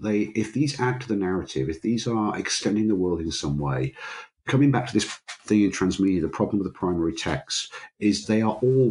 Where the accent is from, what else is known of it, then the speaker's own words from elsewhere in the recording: Grimsby, Yorkshire and the Humber, United Kingdom; I grew up in Grimsby, which is on the north Midlands, east coast of England.